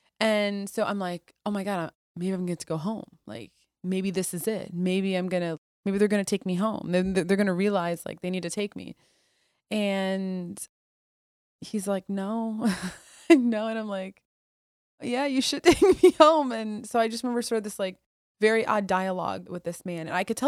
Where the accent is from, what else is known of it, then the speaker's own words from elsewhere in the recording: Iraq; now in United States; Yeah, that's what my life became growing up in the Middle East. I think too, not having freedom.